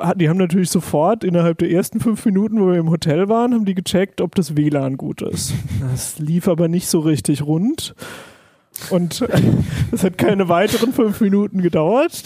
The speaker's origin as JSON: {"language": "German", "area": "Palatinate Forest", "region": "Rhineland-Palatinate", "country": "Germany", "said": "ich komme zum Beispiel aus dem Pfälzerwald"}